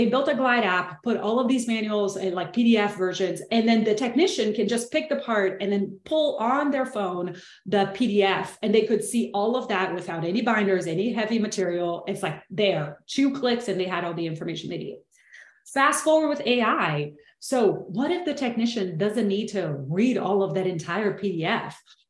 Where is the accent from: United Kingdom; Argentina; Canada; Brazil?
Brazil; English is a second language; moved away; I'm originally from Brazil, so I hope you enjoy the accent.